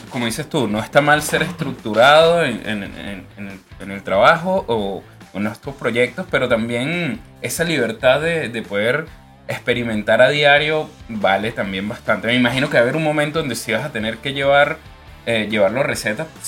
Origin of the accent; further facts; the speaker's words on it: Puerto Cabello, Carabobo, Venezuela; now in Concepción, Chile; yo soy oriundo de Puerto Cabello, Estado Carabobo